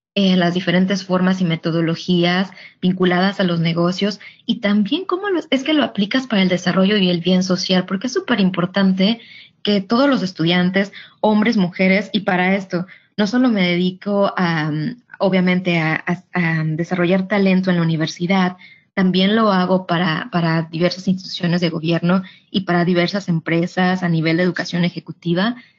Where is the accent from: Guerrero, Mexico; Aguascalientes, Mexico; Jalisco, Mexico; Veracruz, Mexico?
Guerrero, Mexico; Tixtla; moved away as an adult; also born or lived in United States / Europe; now in Riyadh, Saudi Arabia; soy de, de Guerrero, de Tixla, de Guerrero